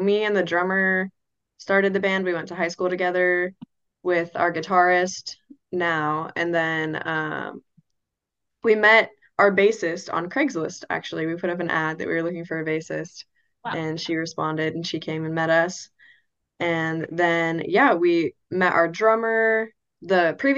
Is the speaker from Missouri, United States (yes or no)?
no; San Diego, California, United States; We're from North County, San Diego